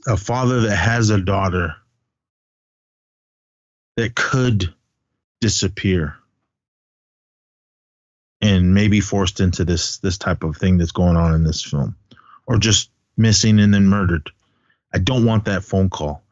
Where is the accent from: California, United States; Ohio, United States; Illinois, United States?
California, United States; Oakland; also born or lived in Arizona; I'm full blood Navajo from Arizona. That's where my family, my blood is from. I grew up in the Bay Area. I'm Oakland, straight up East Oakland represent